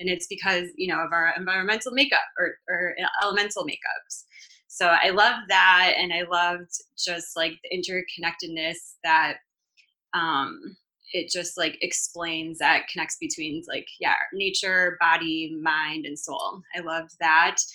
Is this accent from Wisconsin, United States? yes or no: yes; Wisconsin, United States; now in California, United States; I grew up in Wisconsin, so I'm a Midwestern girl at heart.